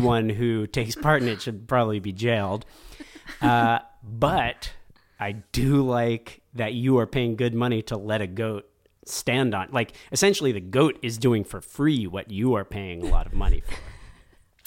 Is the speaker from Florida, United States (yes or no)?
yes; Miami, Florida, United States; moved away as an adult; I grew up in Miami